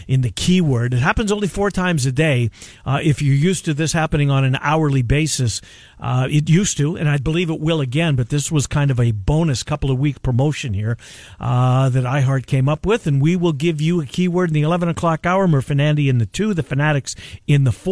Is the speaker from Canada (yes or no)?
yes; Canada; as a Canadian